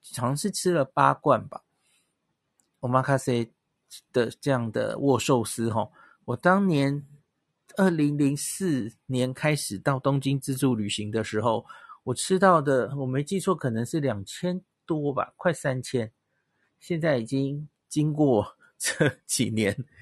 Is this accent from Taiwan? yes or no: yes; Taiwan; 他有猜出来我是台湾来的